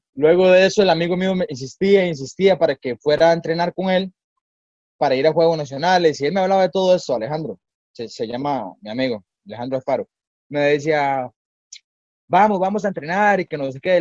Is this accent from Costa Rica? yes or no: yes; Escazú, San José, Costa Rica; yo soy de Escazú, soy de Escazú, de allá en un pueblito en el Pedero, sumamente humilde, una familia muy humilde, muy trabajadora. Bueno, yo crecí con mi abuelita